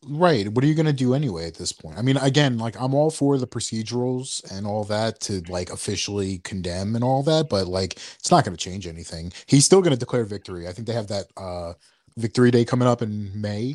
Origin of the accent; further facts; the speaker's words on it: New York, United States; we're from New York